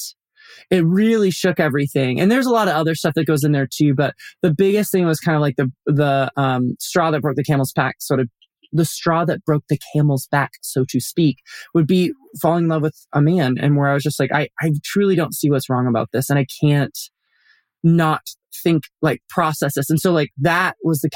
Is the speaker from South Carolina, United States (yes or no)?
no; Colorado Springs, Colorado, United States; I grew up in Colorado Springs